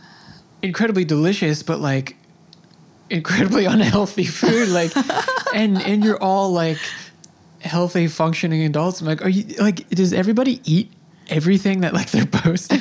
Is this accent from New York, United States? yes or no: yes; Long Island, New York, United States; So I grew up here, kind of. I was raised on Long Island.